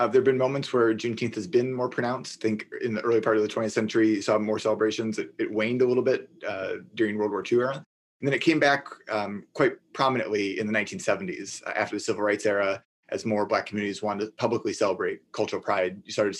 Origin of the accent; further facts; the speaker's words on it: Minneapolis, Minnesota, United States; So I'm from Minneapolis, Minnesota.